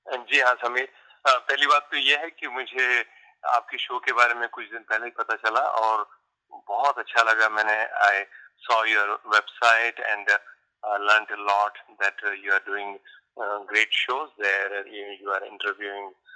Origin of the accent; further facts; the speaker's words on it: Mumbai, Maharashtra, India; moved away as an adult; now in Stamford, United States; मैं Samford Connecticut में रहता हूँ एंड मैं बॉम्बे का रहने वाला हूँ चेम्बूर बॉम्बे